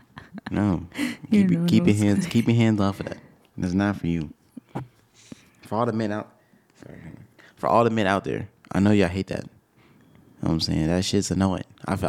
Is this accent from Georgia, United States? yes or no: yes; Atlanta, Georgia, United States; I am from Atlanta.